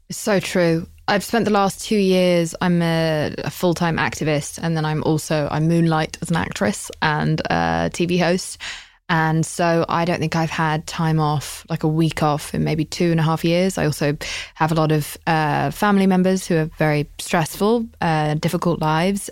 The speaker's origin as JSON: {"language": "English", "country": "United Kingdom", "said": "I'm British"}